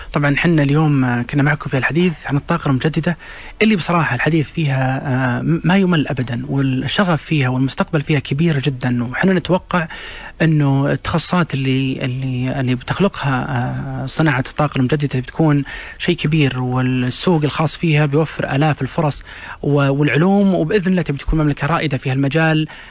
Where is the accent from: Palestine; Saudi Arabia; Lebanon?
Saudi Arabia; عندنا بالسعوديه